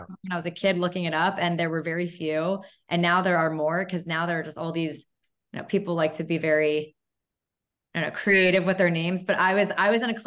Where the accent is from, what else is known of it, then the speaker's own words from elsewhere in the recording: New York, United States; I'm from New York. And then they'll ask, oh, where are your parents from? And I'll say, oh, they're also from New York